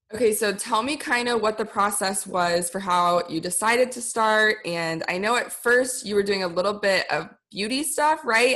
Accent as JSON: {"language": "English", "country": "United States", "tie": "born or raised there", "also_born_or_lived": "Indonesia", "said": "as a white person growing up in America. Actually, I did grow up partially in Indonesia"}